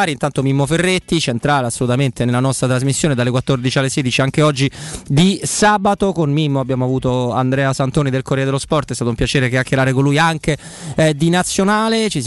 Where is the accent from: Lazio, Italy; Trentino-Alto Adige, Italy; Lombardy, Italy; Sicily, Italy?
Lazio, Italy; Rome; Quindi noi come romani perché noi non siamo passati eh, alla rossa dell'arancione, noi siamo passati alla rossa dalla gialla. Il Lazio è la regione gialla